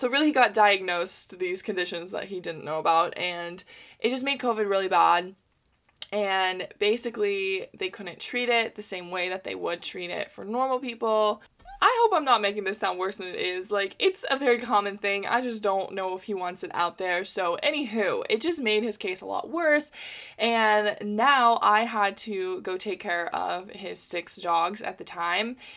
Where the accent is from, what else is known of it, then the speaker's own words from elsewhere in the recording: United States; as an American in capitalism